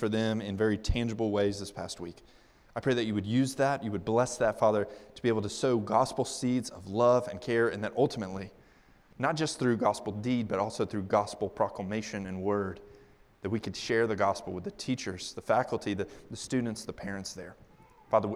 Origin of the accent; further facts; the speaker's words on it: North Carolina, United States; now in Virginia, United States; I'm from North Carolina